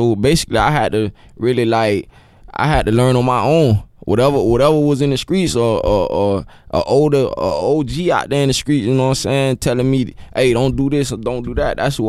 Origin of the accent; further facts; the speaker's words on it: Pompano Beach, Florida, United States; Man, Pompano, it's just a fast upbringing, man.